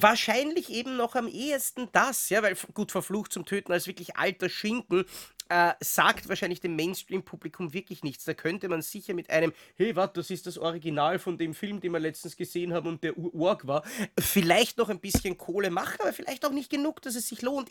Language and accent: German; Austria; als Österreicher